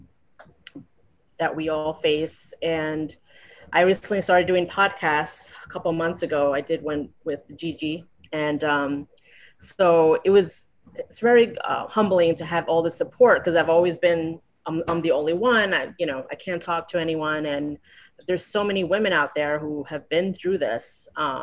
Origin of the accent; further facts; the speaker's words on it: New York, United States; moved away as an adult; now in Florida, United States; I'm from New York. I was born and raised in New York, and I've been in Florida about 4 years.